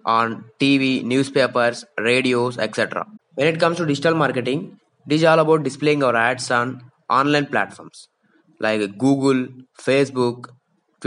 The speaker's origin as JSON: {"language": "English", "country": "India", "said": "I am from India, so I am talking in lakhs"}